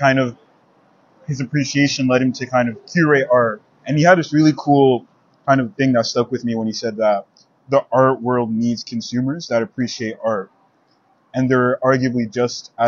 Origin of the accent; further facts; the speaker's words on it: Ottawa, Ontario, Canada; I'm from Ottawa